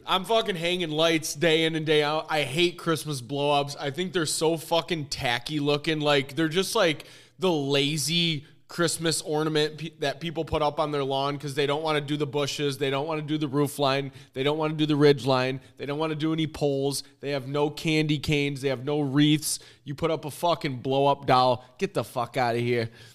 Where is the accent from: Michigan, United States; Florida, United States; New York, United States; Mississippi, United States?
Michigan, United States; Warren; I was from, I'm from the Warren area